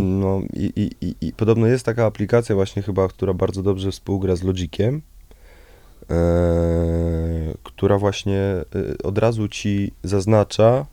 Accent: Warsaw, Masovian Voivodeship, Poland; also born or lived in near Piaseczno; ja się urodziłem w, w Warszawie, okay. na Sadybie. Mieszkałem przez kilkanaście pierwszych lat na Sadybie

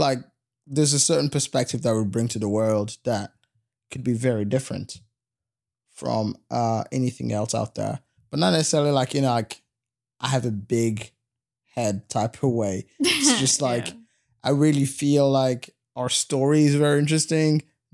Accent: Goma, North Kivu, DR Congo; also born or lived in Bukavu; And so, I was born in Bukavu, which is this town in the eastern part of the Congo. It's right close to Rwanda. And then when I was 10 years old, maybe 9. Okay. I was 9 years old.

